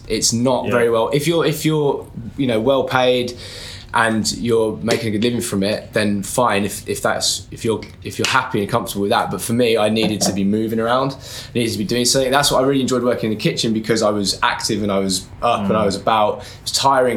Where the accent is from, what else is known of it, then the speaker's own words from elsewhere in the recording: Birmingham, West Midlands, United Kingdom; moved away; So I'm from Birmingham. When I was there, I never went to uni or anything. I left school, started working straight away